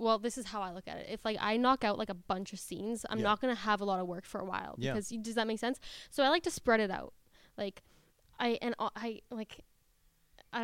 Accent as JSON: {"language": "English", "country": "Canada", "moved": "as an adult", "lives_now": "United States", "said": "I'm from Canada"}